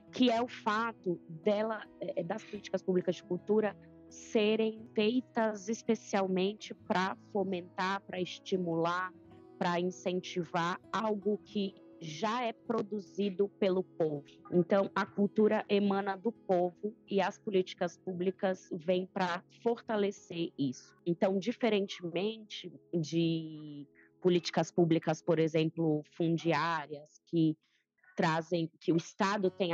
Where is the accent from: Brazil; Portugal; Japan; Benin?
Brazil; São Mateus, Espírito Santo; venho de uma cidade pequena, né? Eu sou do norte do Espírito Santo, é, uma cidade chamada São Mateus